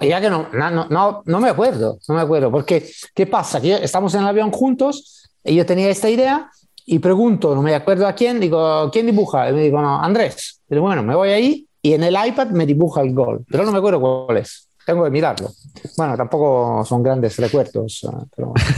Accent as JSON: {"language": "Spanish", "country": "Italy"}